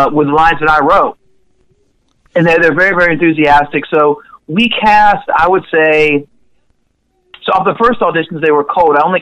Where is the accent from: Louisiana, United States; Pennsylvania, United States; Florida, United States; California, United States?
Florida, United States; Panama City; also born or lived in Jackson, Mississippi; my hometown of Panama City